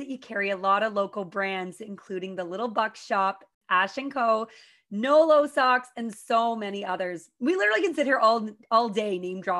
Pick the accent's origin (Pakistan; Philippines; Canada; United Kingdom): Canada; Pembroke, Ontario; I'm from the Petawawa Pembroke area